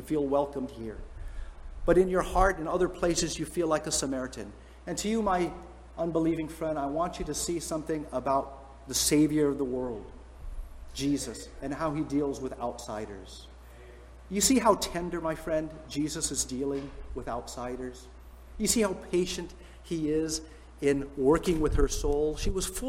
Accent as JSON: {"language": "English", "area": "San Francisco Bay Area", "region": "California", "country": "United States", "said": "we're from San Francisco Bay Area"}